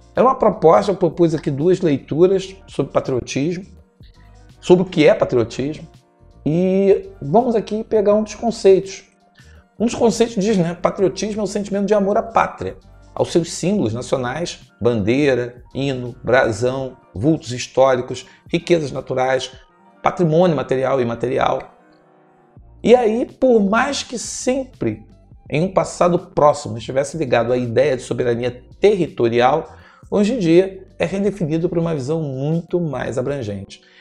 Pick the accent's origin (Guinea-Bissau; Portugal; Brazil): Brazil; somos brasileiros